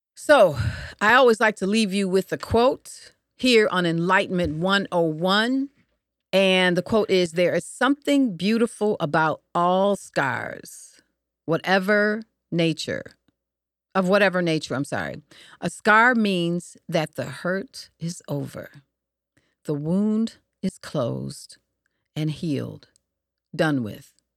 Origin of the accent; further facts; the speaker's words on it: Detroit, Michigan, United States; I was growing up in Michigan, uh, Detroit specifically